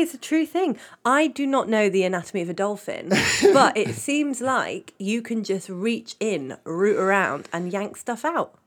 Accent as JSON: {"language": "English", "region": "England", "country": "United Kingdom", "said": "I'm British, I'm, I'm from England"}